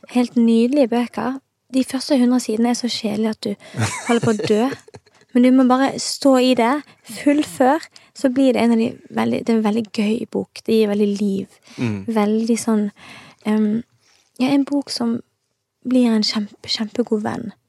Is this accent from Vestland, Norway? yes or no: yes; Os, Vestland, Norway; born or raised there; also born or lived in Stavanger